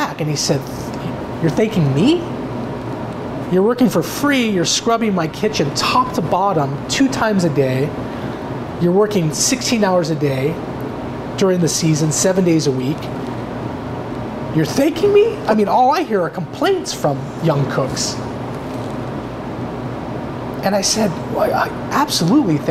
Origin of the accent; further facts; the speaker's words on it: Bay Area, California, United States; now in Oregon, United States; I grew up partly in the Bay Area